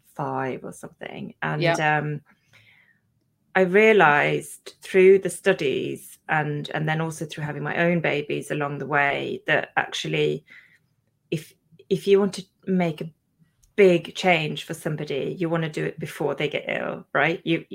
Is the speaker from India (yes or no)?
no; Sweden; English is a second language; now in England, United Kingdom; Then I had my own kind of epiphany again when I moved to England from Sweden, where, you know, when you come here, the lifestyle is really different